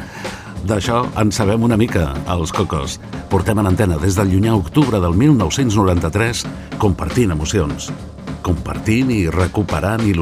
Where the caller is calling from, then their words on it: Castellar del Vallès, Catalonia, Spain; de Castellà del Vallès.